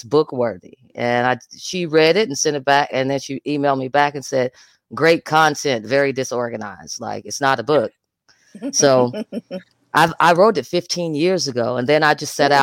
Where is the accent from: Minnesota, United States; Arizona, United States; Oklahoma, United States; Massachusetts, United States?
Oklahoma, United States; Atoka; I'm from Atoka, Oklahoma, right in the dead center of the Bible Belt